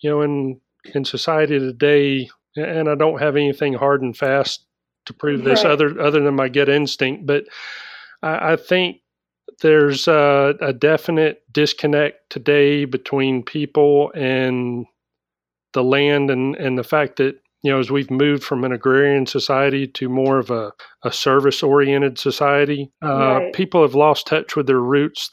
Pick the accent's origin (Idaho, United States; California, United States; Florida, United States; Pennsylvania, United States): Florida, United States; I'm from Florida